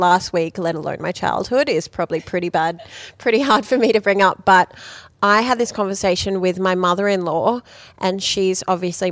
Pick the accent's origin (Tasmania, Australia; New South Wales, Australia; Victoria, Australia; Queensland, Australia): New South Wales, Australia; Wollongong; also born or lived in Sydney; I grew up in a small coastal town called Wollongong